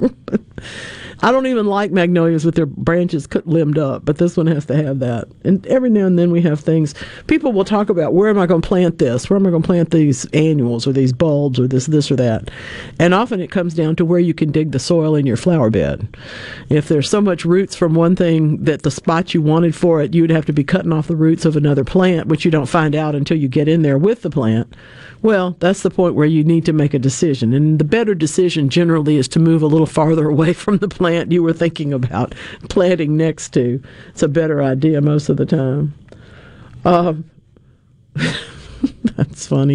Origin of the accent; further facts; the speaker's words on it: North Louisiana, United States; I'm from North Louisiana. All right. I'm I'm I'm a proud member of the odd group of people that grew up along Interstate 20